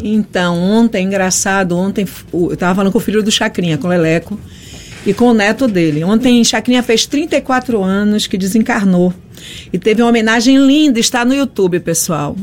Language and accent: Portuguese; Salvador, Bahia, Brazil; eu nasci no Bonfim, ali nas mediações